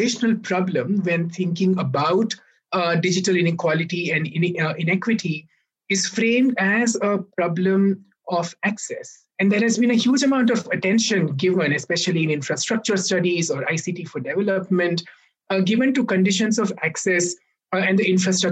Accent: India; both of us come from India

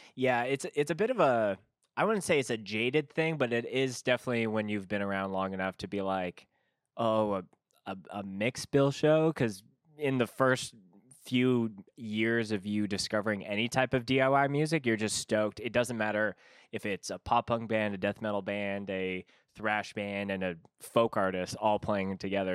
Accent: Canada; as a Canadian

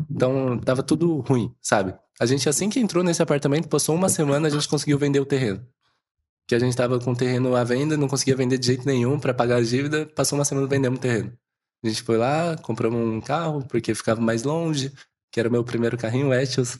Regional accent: São José do Rio Preto, São Paulo, Brazil; moved away; eu venho de um mercado de bairro, digamos assim, mas é mercado municipal lá de Rio Preto. A gente tem uma loja lá

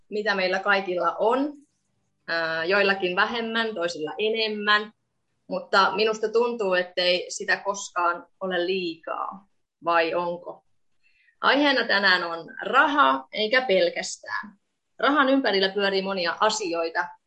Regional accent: Estonia; Finnish is a second language; now in Finland; ja teen podcastia vuorotellen suomeksi ja viroksi. Mun kotimaa on Viro ja Suomessa olen asunut yli puolet mun elämästäni.

